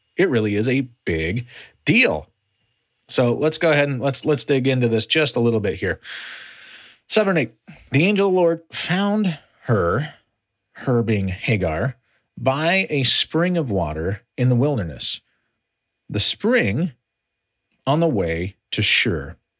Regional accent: United States; As an American

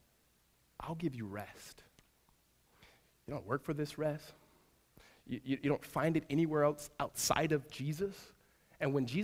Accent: Southern California, United States; moved away; my wife's from Northern California and I'm from Southern California

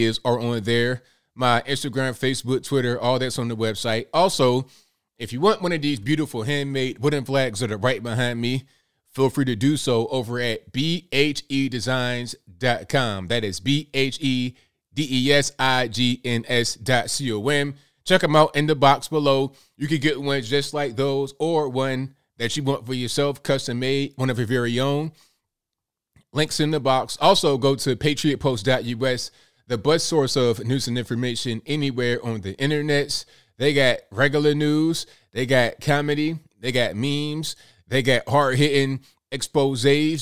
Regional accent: Virginia Beach, Virginia, United States; also born or lived in Kanawha County, West Virginia; I was raised in Virginia, like Virginia Beach area

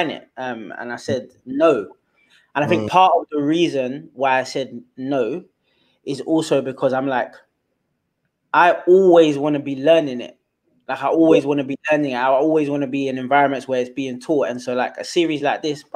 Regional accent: London, United Kingdom; first language Twi; English is a second language; So I grew up in Southeast London. I'm a London born Ghanaian, born in this country

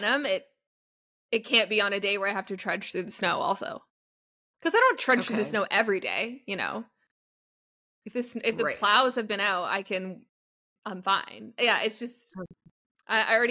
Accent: Canada; as a Canadian

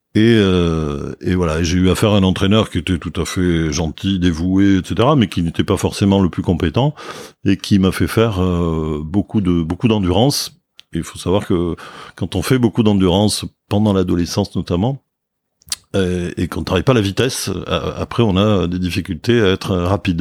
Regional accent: Bordeaux, Nouvelle-Aquitaine, France; je suis né à Bordeaux, euh, une famille euh, de Bordelais

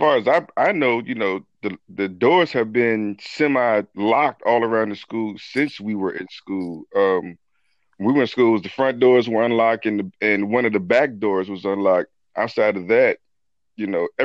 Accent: Smithfield, Virginia, United States; also born or lived in Newport News, Virginia; I'm from Smithfield, Virginia. Where I actually grew up between Smithfield and downtown Newport News, Virginia

